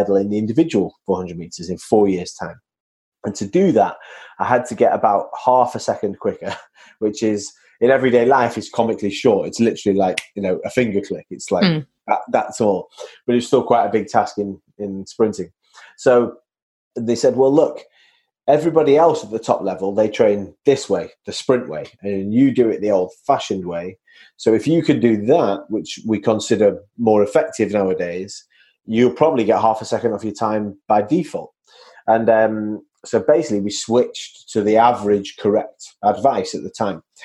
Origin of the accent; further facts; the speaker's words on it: Manchester, North West England, United Kingdom; So I'm from Manchester, as your listeners can hear from my accent